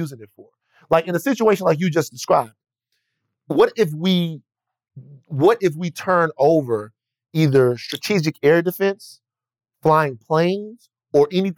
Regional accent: Baton Rouge, Louisiana, United States; now in Los Angeles, United States; I'm from Baton Rouge

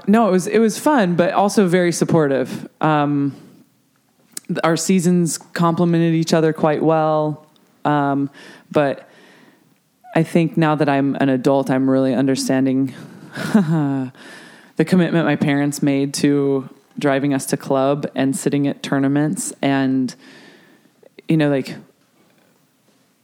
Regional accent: Colorado, United States; I'm from Colorado. I, you know, like my old club in South Denver has a 3-court indoor sand facility

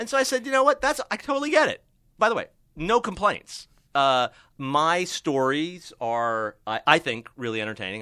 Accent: Miami, Florida, United States; now in Los Angeles, United States; I grew up in Miami

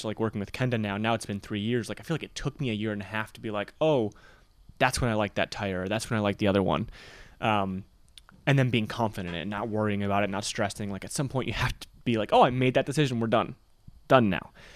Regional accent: Michigan, United States; growing up in Michigan

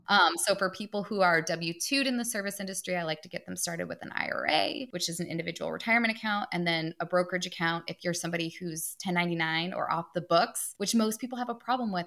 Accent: Detroit, Michigan, United States; I grew up outside of Detroit in the suburbs

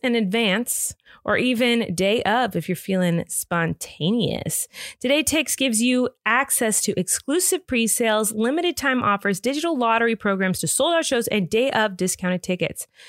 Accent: California, United States; I'm from California

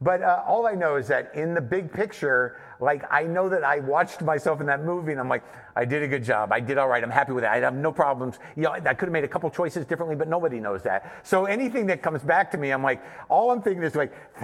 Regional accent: New Mexico, United States; I grew up in New Mexico

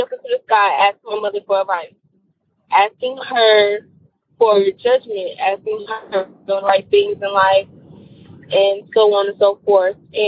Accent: Detroit, Michigan, United States; I'm from Detroit

